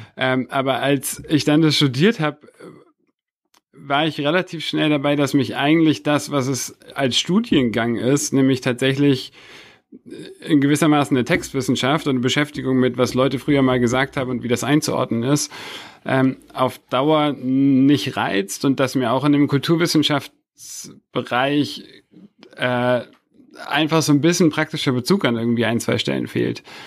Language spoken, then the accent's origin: German; Hamburg, Germany; moved away as an adult; now in Berlin, Germany; Bin in Berlin geboren, aber tatsächlich, äh, mit sechs nach Ham-, sind meine Eltern nach Hamburg gezogen. Und ich bin dann in Hamburg aufgewachsen